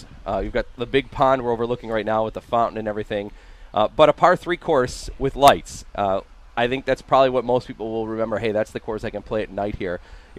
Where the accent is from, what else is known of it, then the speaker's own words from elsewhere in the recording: Lancaster, United States; I grew up in Lancaster, so this wasn't too far for me to come